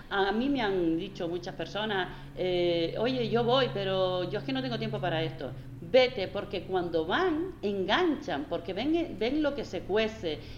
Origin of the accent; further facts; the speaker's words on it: Canary Islands, Spain; Pienso que aquí somos canarios, ¿no? Nos gustan las cosas de otra manera, más cercana